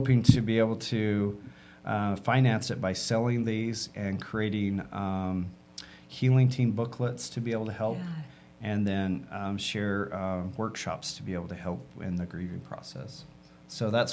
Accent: Utah, United States; I grew up in Utah

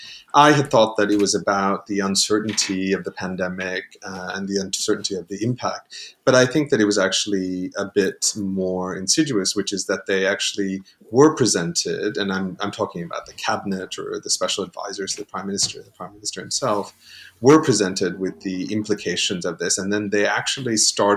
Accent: United States; speaking as an American

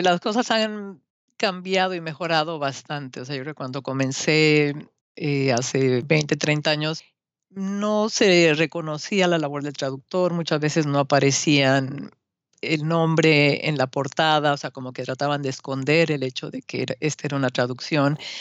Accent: Mexico City, Mexico; moved away as an adult; now in Austin, United States; en la Ciudad de México en el primero de junio de 1960

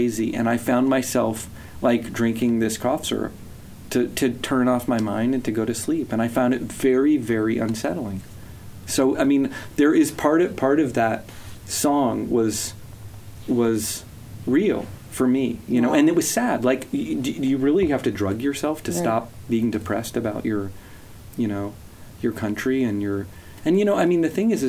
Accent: the South, United States; growing up in the South

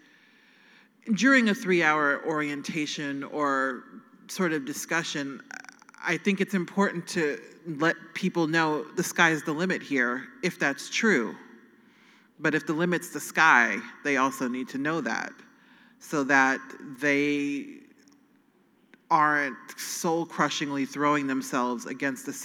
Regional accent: Nebraska, United States; I'm from Nebraska.

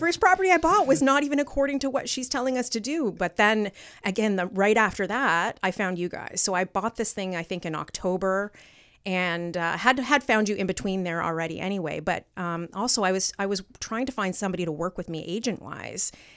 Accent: Stoney Creek, Ontario, Canada; I'm from Stony Creek

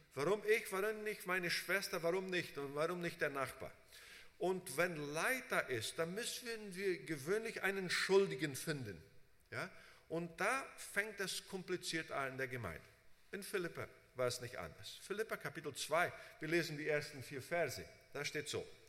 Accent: Brazil; moved away as an adult; also born or lived in United States; Ich bin in Brasilien unter Deutschen aufgewachsen, habe da unter Brasilianern gearbeitet, bin nach USA

